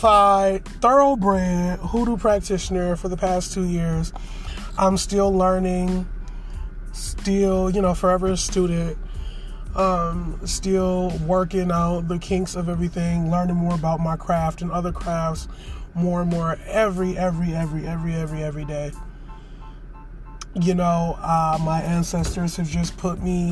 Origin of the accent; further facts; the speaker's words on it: Detroit, Michigan, United States; I am a Detroit, Michigan native, born and bred in Detroit, have lived in Detroit my entire life